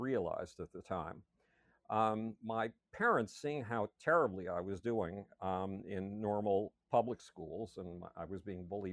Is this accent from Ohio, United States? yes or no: no; Buffalo, New York, United States; I grew up in Buffalo, New York.